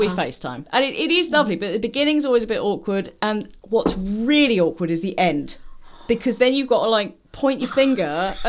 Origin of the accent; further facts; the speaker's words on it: Essex, East of England, United Kingdom; I grew up in Essex, so I could go either way.